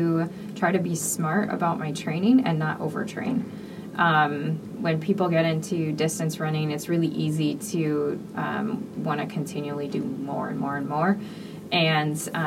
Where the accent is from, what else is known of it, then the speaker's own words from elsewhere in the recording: Michigan, United States; I'm from Michigan